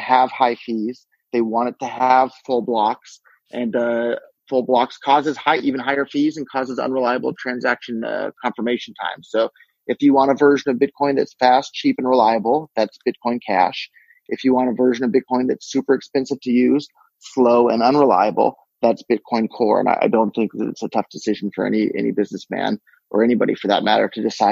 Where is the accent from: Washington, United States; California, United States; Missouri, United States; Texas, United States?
California, United States; Silicon Valley; I was born and raised in Silicon Valley